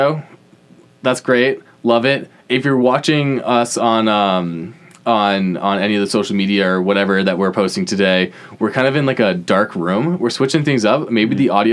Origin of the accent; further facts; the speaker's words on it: United States; we're from the United States